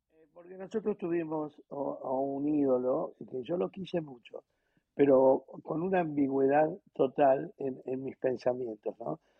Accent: Argentina; los argentinos viajamos por el mundo

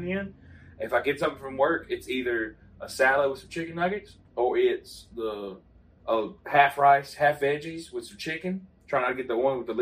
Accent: Southwest Mississippi, United States; we're from Southwest Mississippi

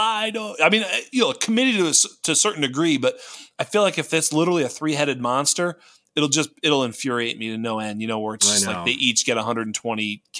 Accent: East Coast, United States; now in West Coast, United States; I'm on the West Coast now, but I am from the East Coast.

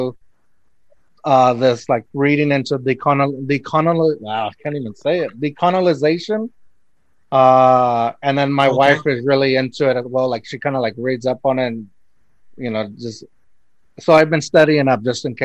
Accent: Eagle Pass, Texas, United States; also born or lived in Piedras Negras, Coahuila, Mexico; I only lived there for like a year and then moved to Texas where my dad is originally from Austin. So my mom's from Mexico, and they kind of just stayed in the middle between Austin and Mexico. And so it's a small town, Eagle Pass.

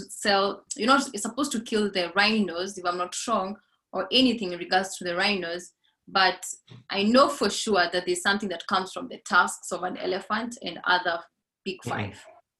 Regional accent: Laikipia County, Kenya; growing up in Laikipia, the Borana cow literally goes for $50,000

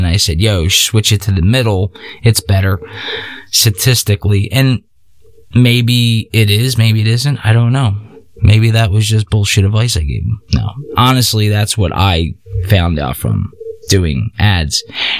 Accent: Texas, United States; Because I'm from Texas and I do whatever I want.

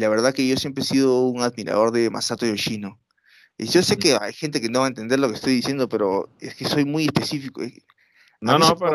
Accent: Peru; obviamente soy un peruano que no sabe nada de nada, nunca he estado en Japón

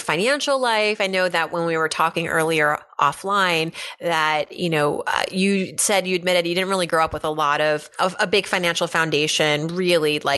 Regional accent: Pennsylvania, United States; moved away; We are both from Pennsylvania. In fact, we both went to a program during high school

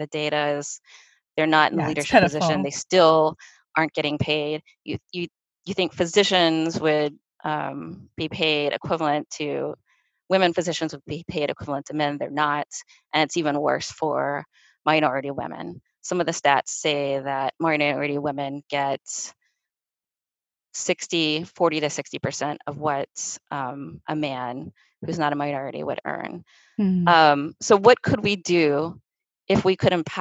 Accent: Mississippi, United States; now in Boston, United States; I was born and raised in Mississippi

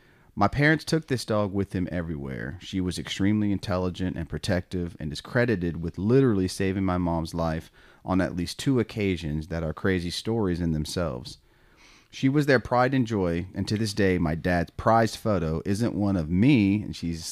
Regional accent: Ohio, United States; born there; it happened exactly 9 months to the day before I was born in Ohio, where my parents were living.

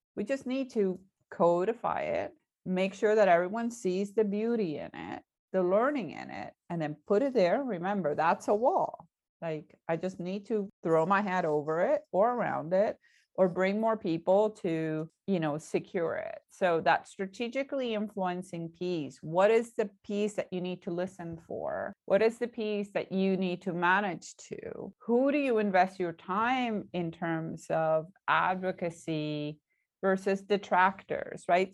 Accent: Puerto Rico; I'm Puerto Rican

